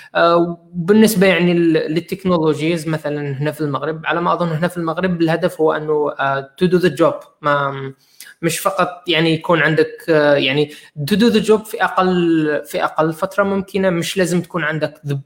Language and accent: Arabic; Algeria; احنا عندنا في الجزائر